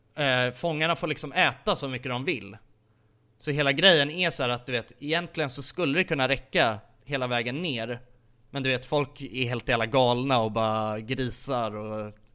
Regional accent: Sweden; vi är ifrån Sverige

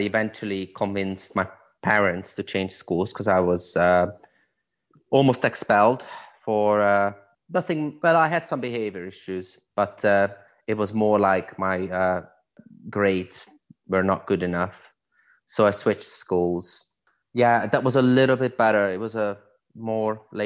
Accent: Budapest, Hungary; moved away; also born or lived in Hungarian countryside; I was born and raised in Budapest

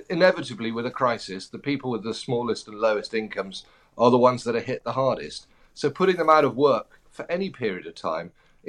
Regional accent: United Kingdom; But then being a British person is difficult at the moment.

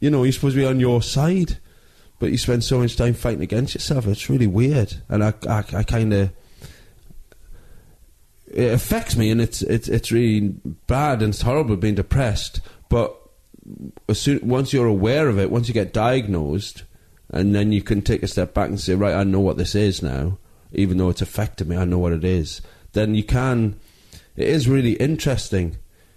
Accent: Newcastle upon Tyne, North East England, United Kingdom; moved away as an adult; also born or lived in Manchester; I grew up in Newcastle

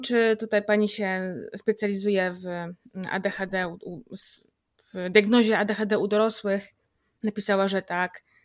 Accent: Grudziądz, Kuyavian-Pomeranian Voivodeship, Poland; u nas w Grudziądzu, bo jestem z Grudziądza

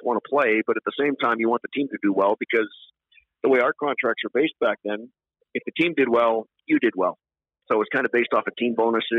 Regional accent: Edmonton, Alberta, Canada; growing up in Edmonton, it was really different

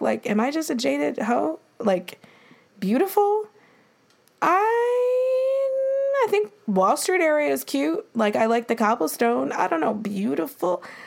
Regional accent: Buffalo, New York, United States; now in New York, United States; growing up in Buffalo

